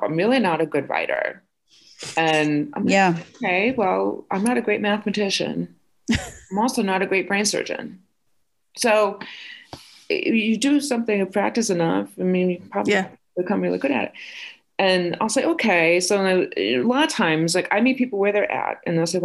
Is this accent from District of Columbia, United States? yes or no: no; Fall River, Massachusetts, United States; I grew up in Fall River